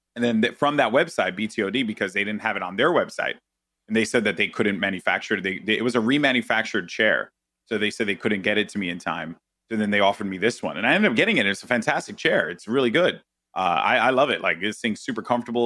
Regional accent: New York City, New York, United States; I'm Puerto Rican, I'm from the Bronx

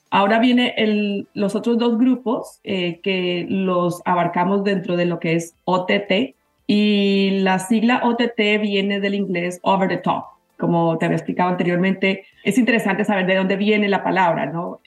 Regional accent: Bogotá, Colombia; moved away as an adult; now in United States; yo soy colombiana, a ah, mucho honor, bogotana

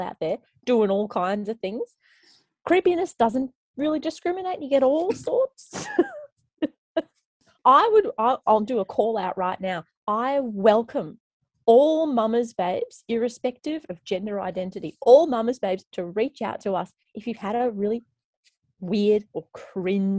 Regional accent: Darwin, Northern Territory, Australia; born or raised there; moved away; also born or lived in Canada / Melbourne

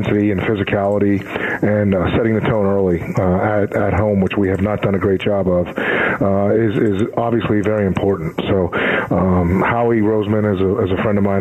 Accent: Pennsylvania, United States; now in Arizona, United States; my home state

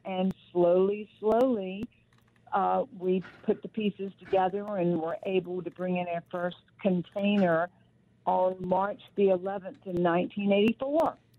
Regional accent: Rocky Mount, North Carolina, United States; born or raised there

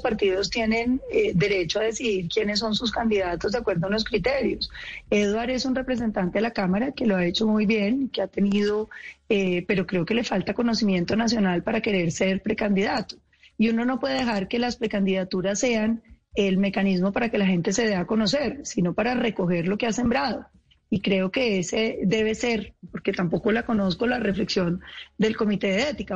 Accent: Colombia; nosotros somos colombianos

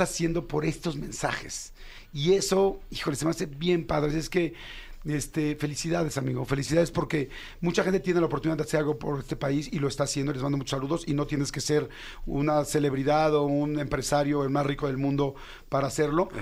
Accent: Mexico

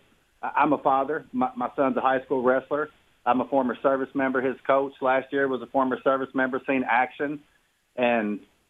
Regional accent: Louisville, Kentucky, United States; Hey, JR. Thanks for taking my call. I'm from Louisville, Kentucky.

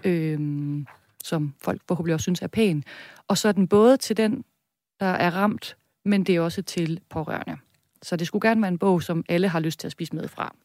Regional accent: Viborg, Central Denmark Region, Denmark; accent: Jutlandic; now in Copenhagen, Denmark; Jeg kommer fra Midtjylland, Viborg.

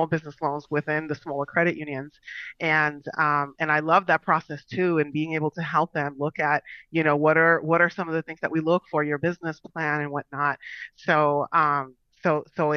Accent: Long Island, New York, United States; moved away as an adult; now in Florida, United States; I am originally from New York. Went to school in New York as well. I'm a Long Island girl, so I spent the majority of my years out there

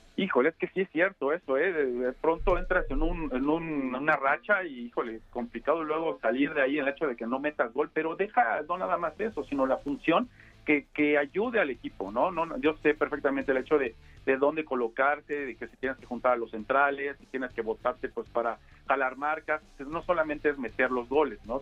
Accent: Mexico; nosotros como mexicanos

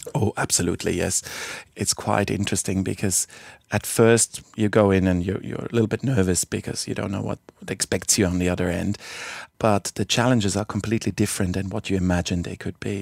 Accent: Basel, Basel-Stadt, Switzerland; moved away as an adult; also born or lived in Fremantle, Western Australia; now in Albany, Australia; head of the trauma department in my hometown of Basel

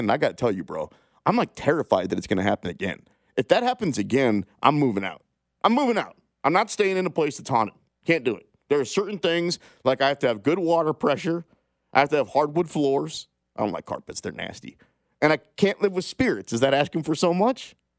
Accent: Kansas City, Kansas, United States; I'm from Kansas City, right? Like I've lived here most of my life. Blue Valley Northwest High School

